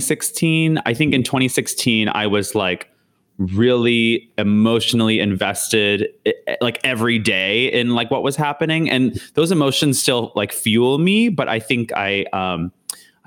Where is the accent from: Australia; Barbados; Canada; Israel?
Canada; now in United States; being Canadian